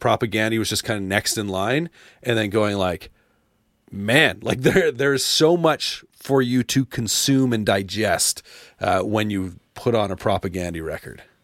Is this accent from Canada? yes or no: yes; Canada; being a Canadian, uh, growing up loving hockey